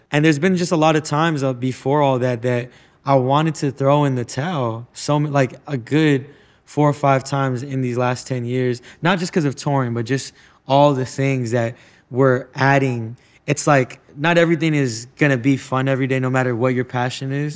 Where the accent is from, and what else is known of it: United States